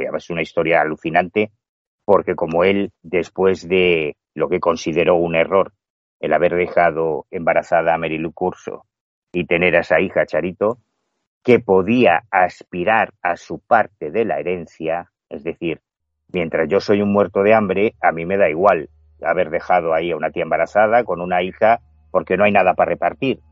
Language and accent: Spanish; A Coruña, Galicia, Spain; yo soy gallego, yo mi casa está en La Coruña